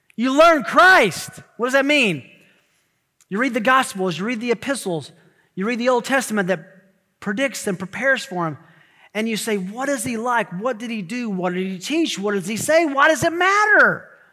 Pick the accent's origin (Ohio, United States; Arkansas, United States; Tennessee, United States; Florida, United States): Tennessee, United States; I'm from Tennessee